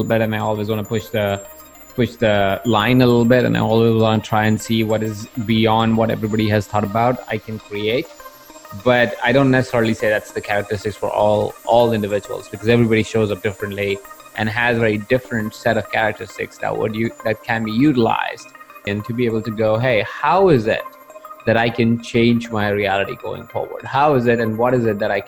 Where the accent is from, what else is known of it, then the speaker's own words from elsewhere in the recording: Jaipur, Rajasthan, India; I was born in the small town of Jaipur in India about several years ago